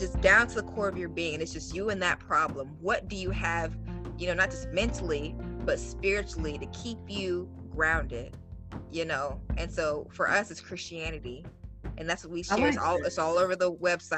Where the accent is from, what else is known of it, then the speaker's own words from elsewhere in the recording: the Deep South, United States; I was raised in the South, deep South